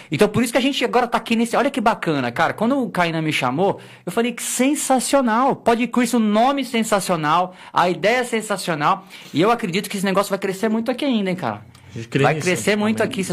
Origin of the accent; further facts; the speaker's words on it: Osasco, São Paulo, Brazil; Na verdade, cara, eu nasci aqui no, no Hospital das Damas, em Osasco, né? Sim. No Hospital das Damas, e Entendi. cresci ali no, no, no, na Vila Menk, em Osasco